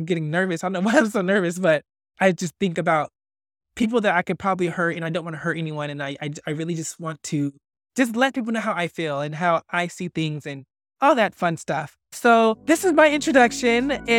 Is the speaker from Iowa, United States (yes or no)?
no; Fresno, California, United States; also born or lived in Tulare; now in Los Angeles, United States; I am originally from Fresno, and then I moved to this little town called Tulare due to some family issues.